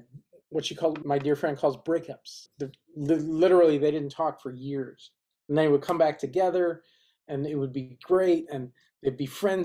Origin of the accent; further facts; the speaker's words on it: Berkeley, California, United States; moved away as an adult; also born or lived in New York; now in Los Angeles, United States; I actually grew up in Berkeley, California